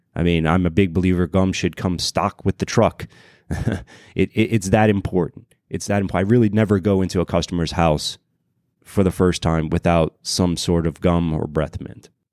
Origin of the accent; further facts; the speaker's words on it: Louisiana, United States; moved away; originally I'm from Louisiana